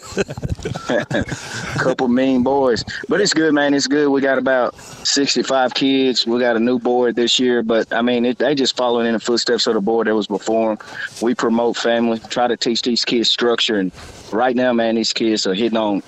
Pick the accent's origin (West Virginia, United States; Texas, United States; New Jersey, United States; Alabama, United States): Alabama, United States; Athens; moved away as an adult; I'm originally from Athens, moved away like 20 years ago